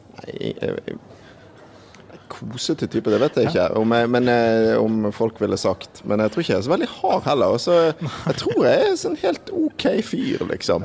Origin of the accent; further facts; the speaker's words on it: Bergen, Vestland, Norway; jeg kommer fra Bergen